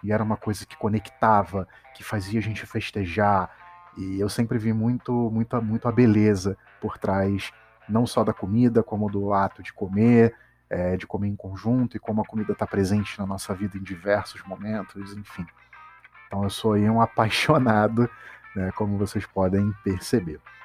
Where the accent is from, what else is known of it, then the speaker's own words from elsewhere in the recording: Petrópolis, Rio de Janeiro, Brazil; now in Rio de Janeiro, Brazil; Eu sou de Petrópolis, uma cidadezinha do interior